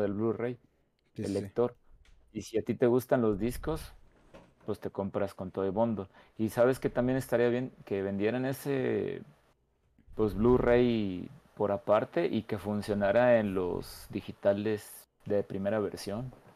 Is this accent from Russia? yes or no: no; San Luis Potosí, Mexico; yo soy de San Luis Potosí